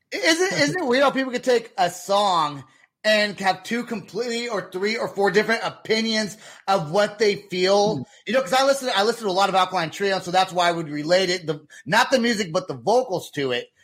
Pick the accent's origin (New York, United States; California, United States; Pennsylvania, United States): California, United States; Vacaville; my hometown